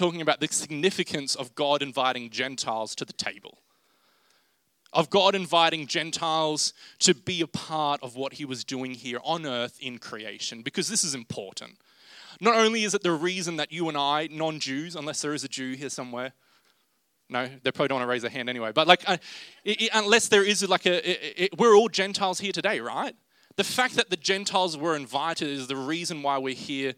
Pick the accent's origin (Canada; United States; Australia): Australia; Rockhampton, Queensland; I'm from Rockhampton